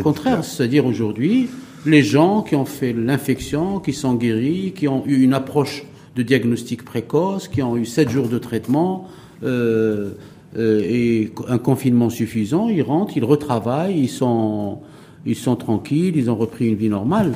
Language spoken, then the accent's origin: French; Morocco; en tant que bon Marocain